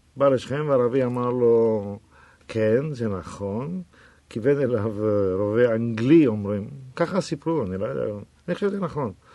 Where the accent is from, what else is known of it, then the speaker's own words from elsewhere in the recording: Tel Aviv, Tel Aviv District, Israel; also born or lived in Jaffa; הוריי גרו ביפו, אבל אני נולדתי בתל אביב